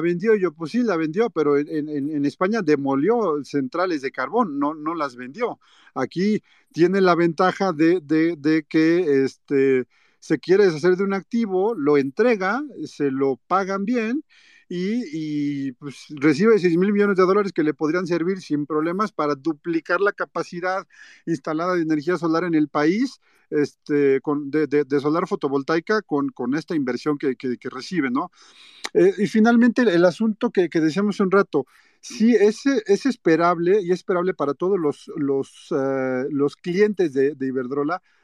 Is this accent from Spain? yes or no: no; Mexico; yo como ciudadano mexicano